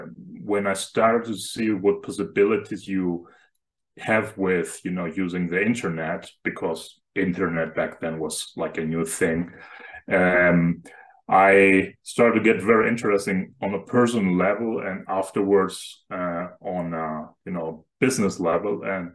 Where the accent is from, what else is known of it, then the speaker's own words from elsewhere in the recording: Germany; I'm currently originally from Germany. And right now I'm working as a cloud engineer.